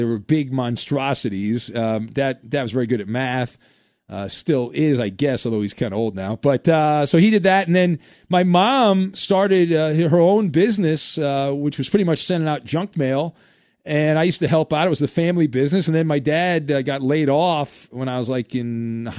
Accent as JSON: {"language": "English", "town": "Irvine", "region": "California", "country": "United States", "tie": "born or raised there", "said": "I grew up in Irvine."}